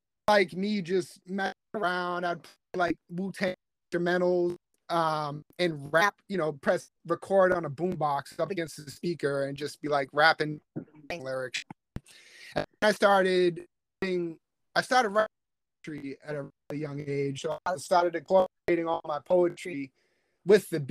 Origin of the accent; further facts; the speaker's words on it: South Shore, Massachusetts, United States; also born or lived in Virginia; I was born in Virginia, but I moved up north before I was even 1 year old. So I'm a South Shore, Massachusetts head.